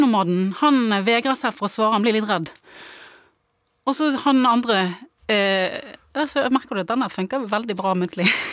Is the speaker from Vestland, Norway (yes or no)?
yes; Bergen, Vestland, Norway; accent: Bergensk; jeg snakker bergensk